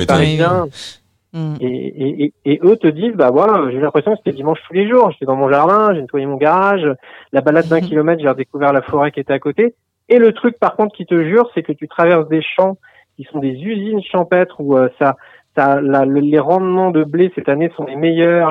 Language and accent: French; Nantes, Pays de la Loire, France; now in Paris, France; je suis originaire de Nantes et ça fait 20 ans que je suis à Paris